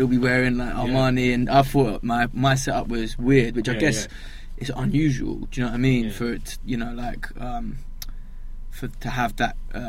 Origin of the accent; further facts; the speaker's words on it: London, United Kingdom; But then we moved out of there when I was about 5 and moved up to like Tufnell Park, like North Kentish Town essentially, by the Forum. Grew up around there.